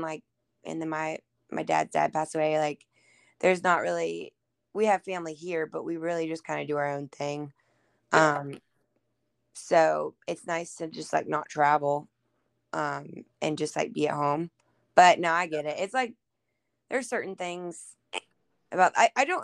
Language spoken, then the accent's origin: English; Murfreesboro, Tennessee, United States; I live in Murfreesboro, which is like 30 minutes outside of Nashville. And that's where I was born and raised